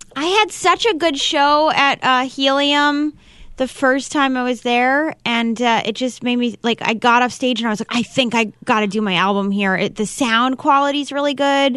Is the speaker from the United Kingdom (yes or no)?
no; East Coast, United States; now in Los Angeles, United States; I'm from the East Coast. I live in L A.